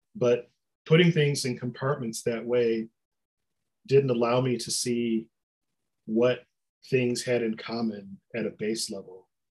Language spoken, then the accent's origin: English; Detroit, Michigan, United States; I grew up in Detroit